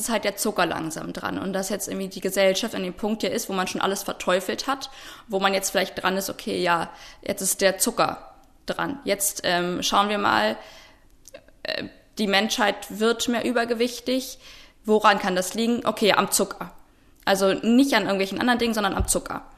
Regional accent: Potsdam, Brandenburg, Germany; Ich wurde äh, in Potsdam geboren, 1995

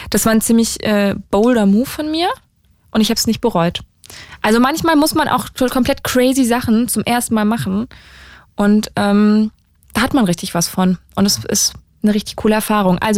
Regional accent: Berlin, Germany; aus Berlin-Zehlendorf.

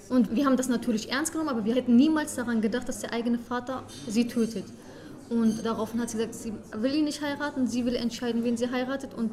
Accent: Germany; Meine Eltern kommen aus der Osttürkei. Wir sind Jesiden und ich bin in einer Kleinstadt aufgewachsen in Deutschland.

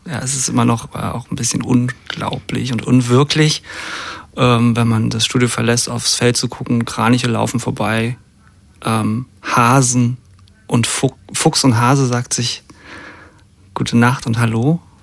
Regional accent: GDR, about 40 km north of Berlin, Brandenburg, Germany; moved away; geboren in der DDR. Et, etwas über Berlin, so 40 Kilometer drüber und aber viel in Berlin gewesen als Kind schon

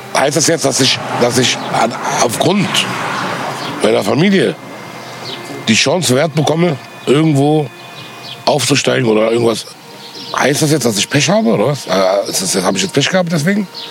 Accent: Germany; Ich bin deutscher Staatsbürger, ich bin hier geboren im Land, ich bin hier groß geworden

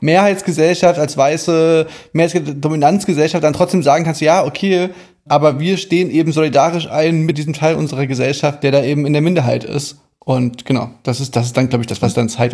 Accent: Germany; bei uns in Deutschland

